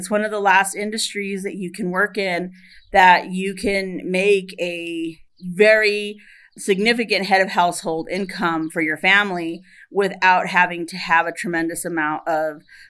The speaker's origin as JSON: {"language": "English", "town": "Superior", "region": "Arizona", "country": "United States", "tie": "born or raised there", "said": "I was raised here in Superior, and I graduated from Superior High School in 1996."}